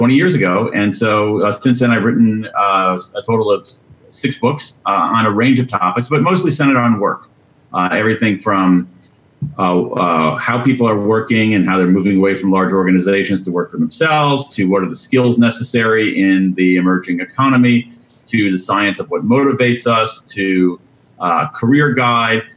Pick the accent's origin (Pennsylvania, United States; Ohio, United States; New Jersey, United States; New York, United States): Ohio, United States; Central; I grew up in Central Ohio